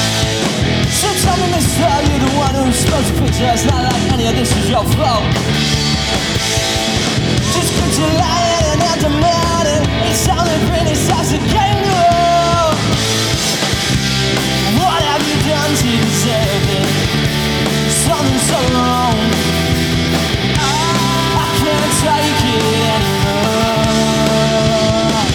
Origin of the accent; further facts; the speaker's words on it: Coolum Beach, Queensland, Australia; We're from Coolum Beach.